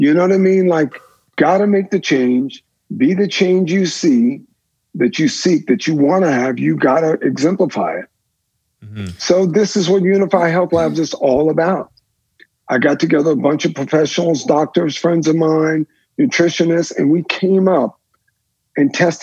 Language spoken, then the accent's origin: English; the South, United States; Growing up in the South